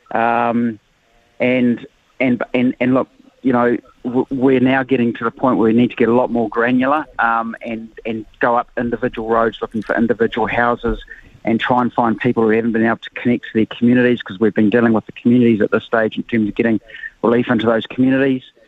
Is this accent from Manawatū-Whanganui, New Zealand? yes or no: no; Hawke's Bay, New Zealand; I'm from Hawke's Bay like yourself